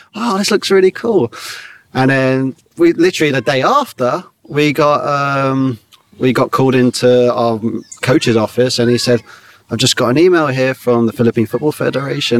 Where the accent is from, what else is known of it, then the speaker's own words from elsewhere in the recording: Staines, South East England, United Kingdom; we grew up in Surrey, Middlesex, uh, Surrey and Middlesex on the border in Staines